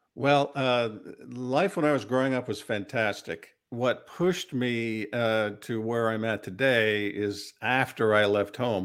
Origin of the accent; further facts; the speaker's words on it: Bradford, Maine, United States; now in Central Pennsylvania, United States; I was born in Maine, brought up on a dairy farm in a small community, Bradford, Maine.